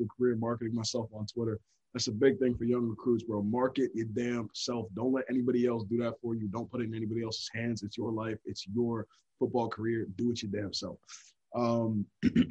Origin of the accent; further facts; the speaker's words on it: Hillsborough, New Jersey, United States; moved away as an adult; So I'm from Hillsborough, New Jersey. And back in my hometown, it's a little different.